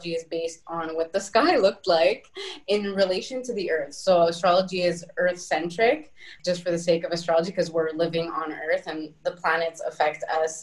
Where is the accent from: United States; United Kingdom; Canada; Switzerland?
Canada; Montreal, Quebec; now in Italy; I am a Canadian girl from Montreal